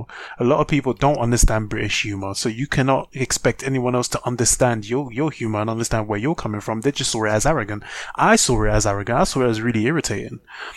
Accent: France; now in England, United Kingdom; I grew up in France

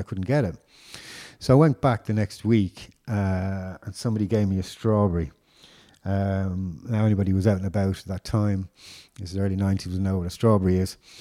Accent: Dublin, Leinster, Ireland; I grew up in Dublin in the mid '80s

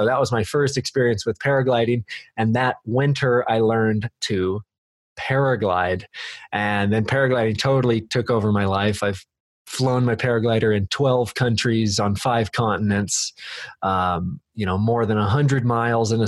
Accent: Redmond, Oregon, United States; also born or lived in Bend, Oregon; I was born in Bend and raised in Redmond.

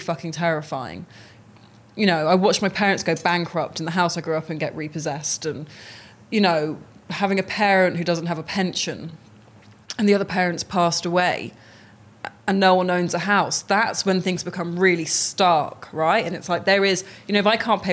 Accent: near Oxford, South East England, United Kingdom; I grew up near Oxford

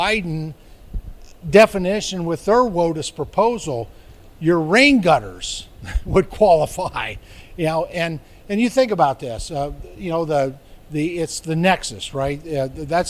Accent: Pittsburgh, Pennsylvania, United States; I'm from the Commonwealth of Pennsylvania, where when I was probably a child in and around Pittsburgh

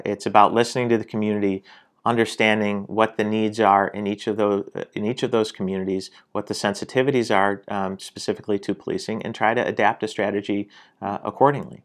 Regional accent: Syracuse, New York, United States; I'm born and raised in Syracuse, spent most of my life here

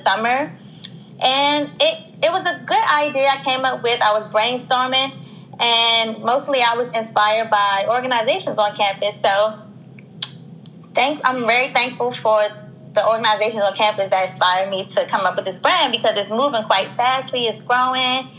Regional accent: Washington, District of Columbia, United States; I'm from Washington, D.C.

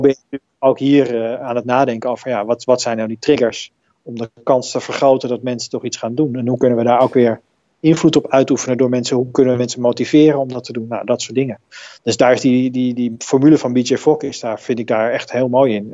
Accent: Netherlands

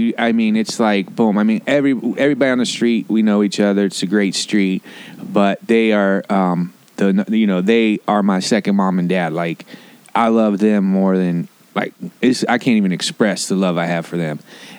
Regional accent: Covington, Ohio, United States; moved away as an adult; also born or lived in Pleasant Hill, Ohio / Pasadena, California; now in Los Angeles, United States; In Ohio, my town was called Covington. I also went to school in junior high at a place called Pleasant Hill.

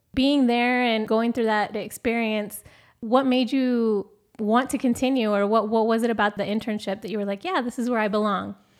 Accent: Oregon, United States; moved away; I'm originally from Oregon

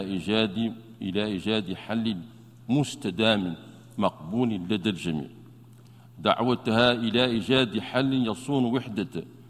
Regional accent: Mauritania; بلدنا موريتانيا

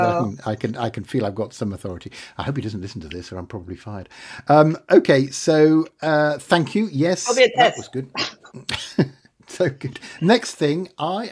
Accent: United Kingdom; I'm British

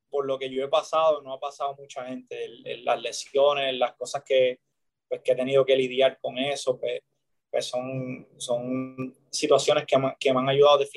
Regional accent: Puerto Rico; el hecho de nada más estar en Puerto Rico y sé que estoy pichando en mi país

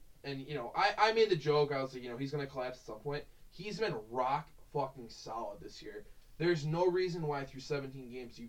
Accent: New York, United States; We're from New York.

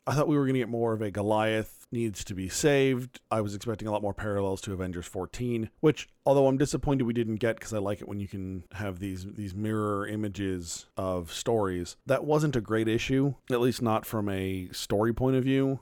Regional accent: Phoenix, Arizona, United States; moved away as an adult; I am from Phoenix. I grew up there from the time I was a, a toddler up until eighteen and I moved away to college.

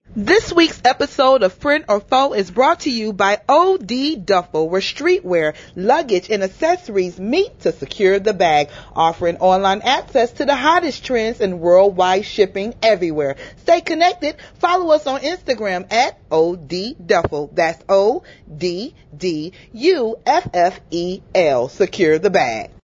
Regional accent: Georgia, United States; also born or lived in Cleveland, Ohio; I grew up in Georgia

